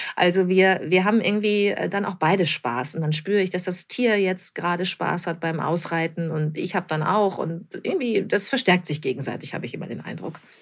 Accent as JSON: {"language": "German", "town": "Bad Lippspringe", "region": "North Rhine-Westphalia", "country": "Germany", "tie": "born or raised there", "also_born_or_lived": "Hamburg", "moved": "as an adult", "lives_now": "near Hamburg, Germany", "said": "ich bin ganz ländlich aufgewachsen in Bad Lippspringe bei Paderborn"}